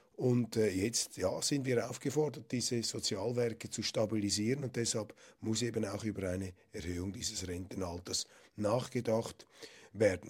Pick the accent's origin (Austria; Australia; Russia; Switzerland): Switzerland; bei uns in Bern